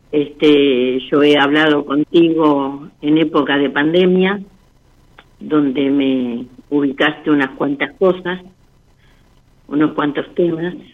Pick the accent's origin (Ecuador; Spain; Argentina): Argentina; Lanús, Buenos Aires Province; De Lanús.